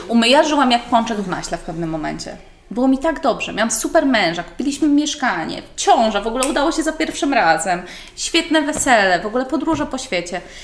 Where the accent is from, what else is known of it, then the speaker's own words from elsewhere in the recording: Garwolin, Masovian Voivodeship, Poland; ja jestem, w ogóle pochodzę z Garwolina, więc dojeżdżałam przez całą